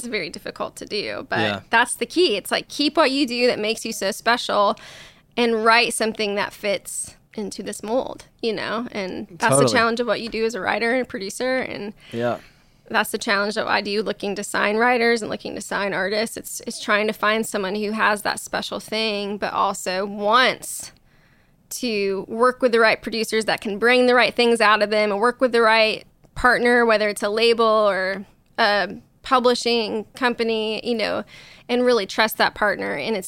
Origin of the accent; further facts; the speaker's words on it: Illinois, United States; now in Nashville, United States; I'm from Southern Illinois.